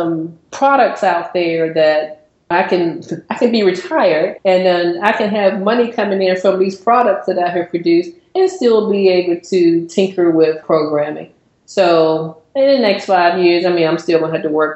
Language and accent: English; Virginia, United States; moved away as an adult; now in Atlanta, United States; I was born and raised in Virginia, you know, had been there all my life. And I met someone from here and moved here